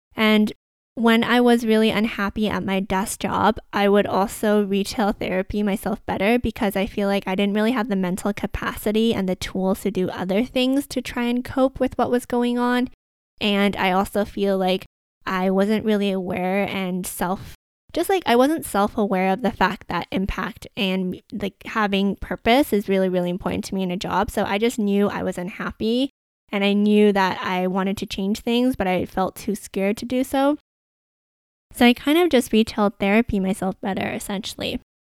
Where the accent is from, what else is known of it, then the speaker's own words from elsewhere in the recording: Vancouver, British Columbia, Canada; I grew up in Vancouver